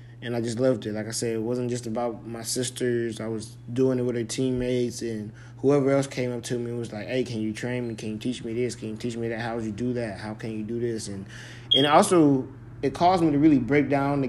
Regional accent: California, United States; moved away; That's where I was born and raised.

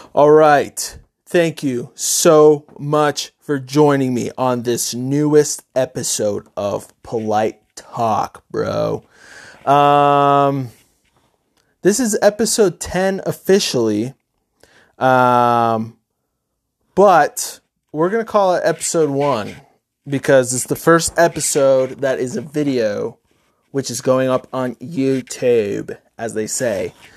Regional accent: Middletown, New York, United States; I grew up in New York, upstate New York, a town called Middletown.

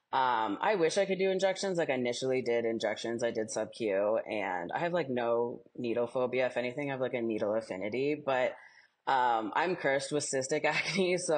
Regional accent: Denver, Colorado, United States; I am from Denver

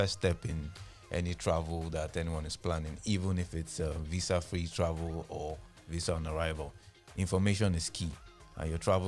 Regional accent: Nigeria; I grew up in Larry from about 1991

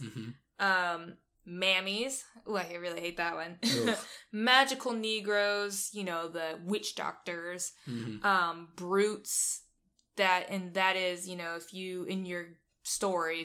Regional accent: Georgia, United States; We're from Georgia

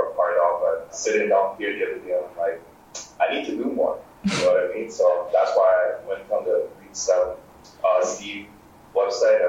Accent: Grenada; moved away; growing up in Grenada and Caribbean

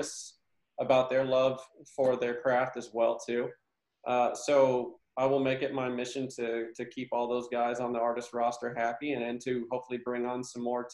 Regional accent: United States; now in Nashville, United States; growing up in Shelby County, we grew up going to the theater there

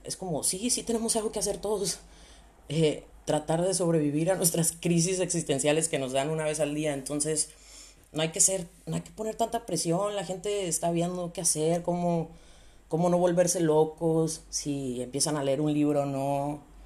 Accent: Sonora, Mexico; also born or lived in León, Guanajuato, Mexico; now in Spain; Normalmente vivo en León, Guanajuato, en México, aunque soy de Sonora. Ahí por si el acento me, me delata un poquito.

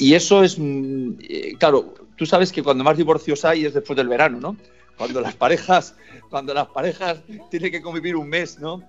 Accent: Spain; moved away; also born or lived in Brazil; yo soy español

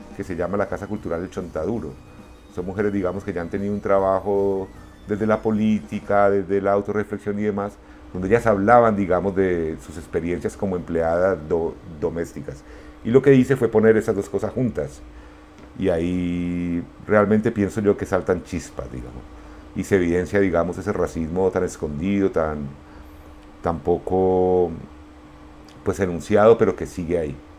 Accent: Pereira, Risaralda, Colombia; moved away as an adult; also born or lived in Medellín / Cali / Málaga, Spain; cuando yo crecí en Pereira no había como nada generacional que nos identificara

